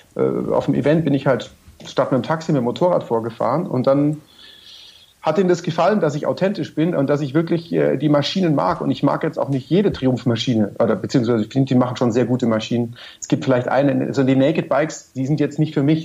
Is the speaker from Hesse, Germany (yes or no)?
no; Munich, Bavaria, Germany; als Münchner